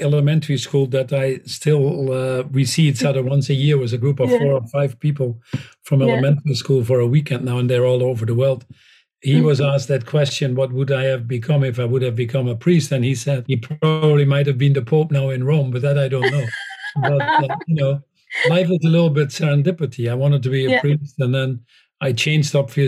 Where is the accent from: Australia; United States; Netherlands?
Netherlands; moved away; that I was born in the Netherlands